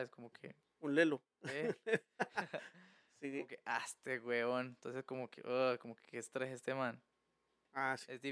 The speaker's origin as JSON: {"language": "Spanish", "country": "Colombia", "moved": "yes", "lives_now": "Mexico", "said": "Ah, yo soy de Colombia."}